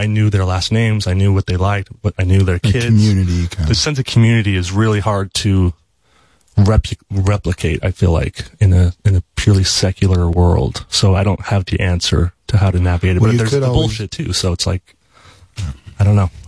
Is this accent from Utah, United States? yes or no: yes; Utah, United States; I was raised in Utah, in kind of the heart of Happy Valley, they call it